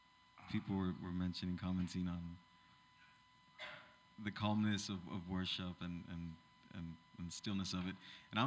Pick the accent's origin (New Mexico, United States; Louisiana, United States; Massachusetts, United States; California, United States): California, United States; Los Angeles; So I grew up in East LA. I went to East LA Latin Life Christian School, and they had a couple of congregations there, an English and a Spanish congregation, that I was a part of.